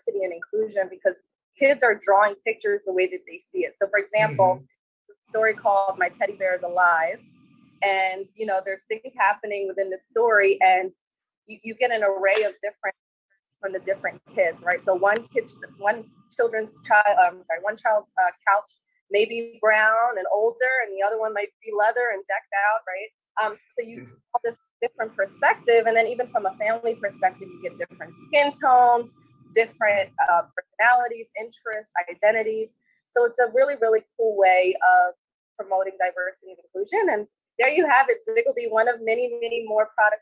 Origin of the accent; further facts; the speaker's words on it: Maryland, United States; also born or lived in Cairo, Egypt; Originally, I'm from Egypt. So I was born in Cairo, Egypt, and I came here when I was 6 years old, and I've been in Maryland ever since